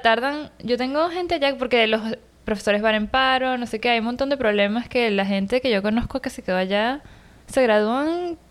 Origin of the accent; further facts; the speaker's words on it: Caracas, Capital District, Venezuela; now in New York, United States; en Venezuela, en Caracas, de donde soy yo